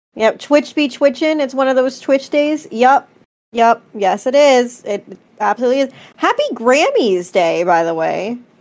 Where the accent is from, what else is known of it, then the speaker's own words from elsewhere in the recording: Philadelphia, Pennsylvania, United States; I'm from Philly